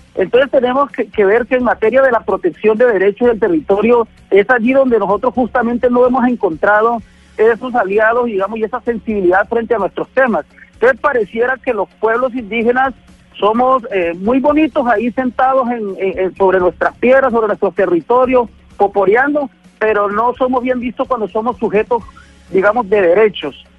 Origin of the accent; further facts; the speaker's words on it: Colombia; somos los indígenas de la Sierra Nevada con un territorio, una cultura y un gobierno propio